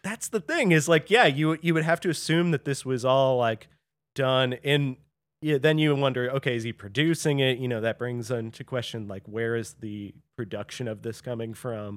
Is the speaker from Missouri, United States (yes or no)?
yes; St. Louis, Missouri, United States; I grew up in Saint Louis